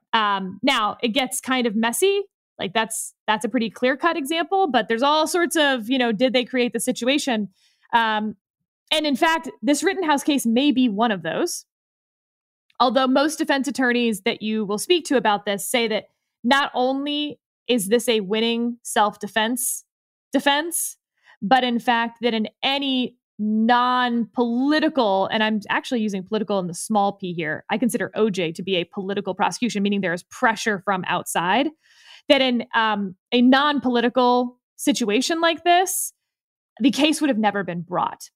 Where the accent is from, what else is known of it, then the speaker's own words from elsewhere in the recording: Houston, Texas, United States; I'm actually from Houston